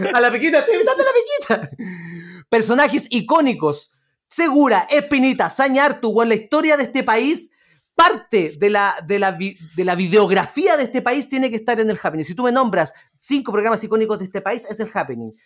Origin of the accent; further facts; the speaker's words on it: Chile; como chileno